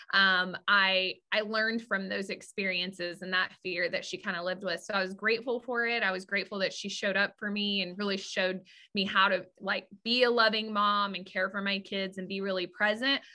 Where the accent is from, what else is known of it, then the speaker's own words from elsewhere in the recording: West Texas, United States; I grew up in West Texas